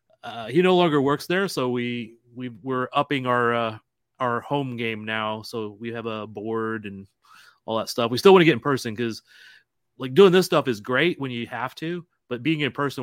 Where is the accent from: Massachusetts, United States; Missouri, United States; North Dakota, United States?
Missouri, United States; St. Louis; I grew up in St. Louis, which is across the state from Kansas City. Huge soccer background there.